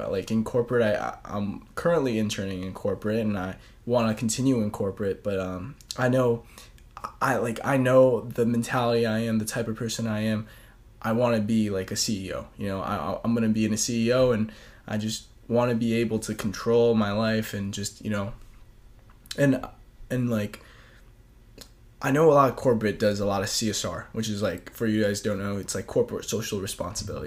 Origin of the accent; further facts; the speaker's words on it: New Jersey, United States; moved away as an adult; also born or lived in New York; now in Boston, United States; I'm from New Jersey, born and raised.